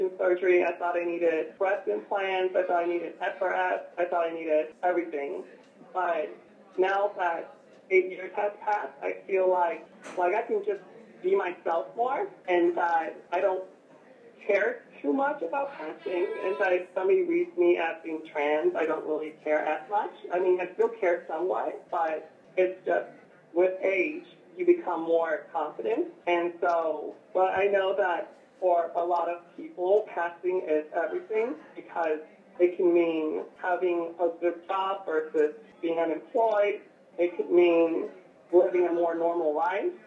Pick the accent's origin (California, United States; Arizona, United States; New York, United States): California, United States; San Diego; I grew up in San Diego